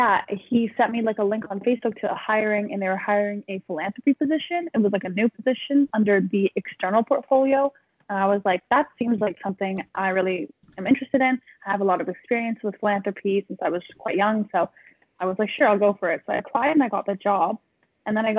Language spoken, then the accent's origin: English; Toronto, Ontario, Canada; moved away as an adult; now in Vancouver, Canada; So I'm from Toronto, so I moved all the way across the country to go to UBC in Vancouver